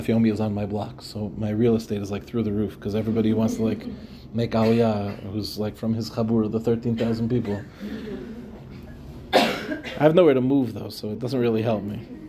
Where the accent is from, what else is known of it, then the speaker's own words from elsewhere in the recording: Far Rockaway, New York, United States; When I was growing up, a young boy in Yeshiva Darche Torah in Farakloy